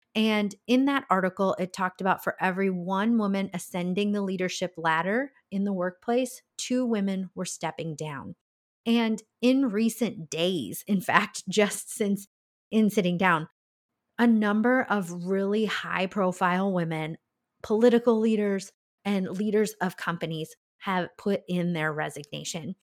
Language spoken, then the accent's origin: English; Iowa, United States; that's my home state